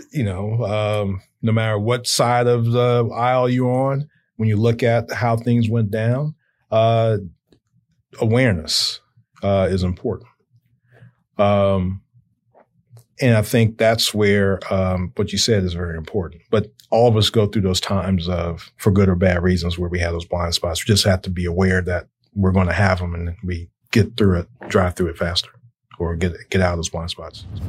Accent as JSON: {"language": "English", "town": "Chicago", "region": "Illinois", "country": "United States", "tie": "born or raised there", "also_born_or_lived": "Indiana", "said": "I grew up in Chicago"}